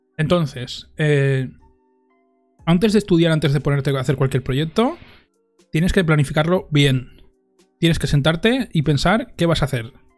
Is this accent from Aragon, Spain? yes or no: yes; Monzón, Aragon, Spain; en Monzón, en mi pueblo